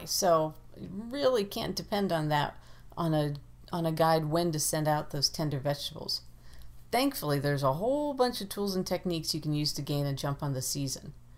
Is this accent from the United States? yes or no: yes; Ohio, United States; moved away; Growing up in Ohio, we planted peas on St. Patrick's Day